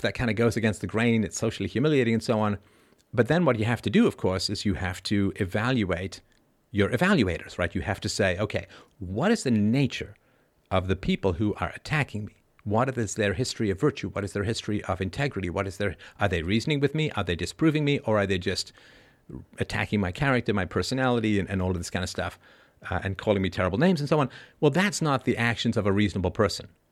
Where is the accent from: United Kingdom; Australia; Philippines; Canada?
United Kingdom; England; also born or lived in Ireland; I was born in Ireland. I grew up in England